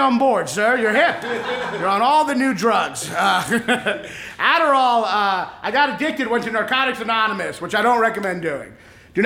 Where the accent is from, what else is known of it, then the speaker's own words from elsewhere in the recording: Kentucky, United States; I'm a Jew from Kentucky